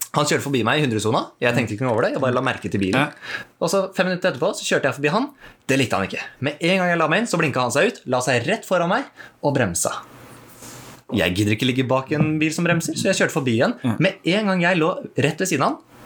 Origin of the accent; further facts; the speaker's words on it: Norway; Vi bor i Norge, vi er nordmenn